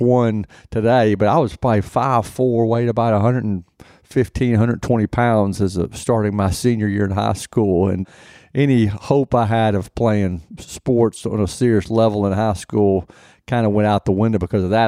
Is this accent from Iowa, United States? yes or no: no; Nashville, Tennessee, United States; also born or lived in Detroit / Minneapolis; I was born here in Nashville, lived here for all my life except for maybe a s, a short couple of years when my father was in the F, F B